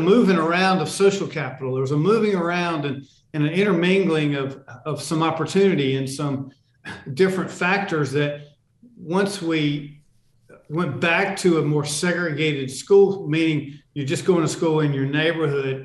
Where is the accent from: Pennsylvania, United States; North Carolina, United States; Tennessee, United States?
North Carolina, United States; Charlotte; the kids I grew up with in Charlotte